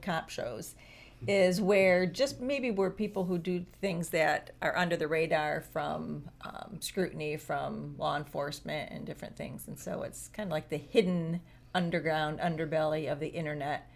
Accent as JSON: {"language": "English", "town": "Grandville", "region": "Michigan", "country": "United States", "tie": "born or raised there", "also_born_or_lived": "Mount Pleasant, Michigan", "said": "I grew up in Granville, and it was like there was churches like pretty much on almost every corner"}